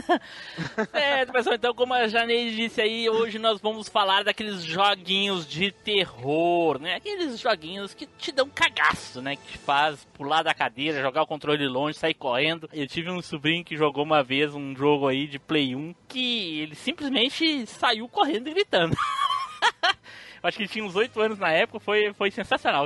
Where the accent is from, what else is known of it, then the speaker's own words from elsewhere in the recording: South Region, Brazil; accent: sulista; meu sotaque sulista.